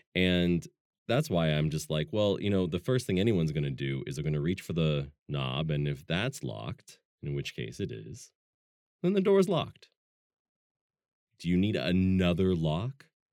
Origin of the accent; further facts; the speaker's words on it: Pacific Northwest, United States; also born or lived in Germany; I'm from the Pacific Northwest